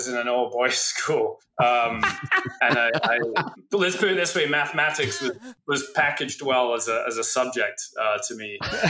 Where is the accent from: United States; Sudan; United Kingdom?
United Kingdom; Scotland; born there; I was born in Scotland, which you've made quite a thing of.